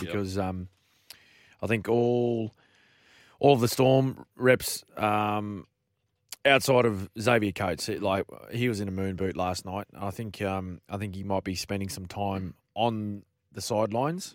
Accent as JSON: {"language": "English", "region": "Queensland", "country": "Australia", "said": "a Queenslander"}